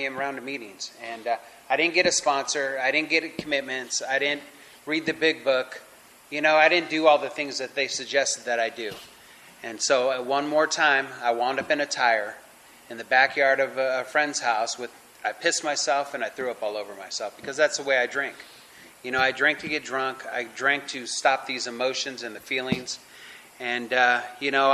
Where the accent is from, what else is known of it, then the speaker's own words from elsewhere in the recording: Los Angeles, California, United States; I'm born and raised in California in the San Fernando Valley, LA area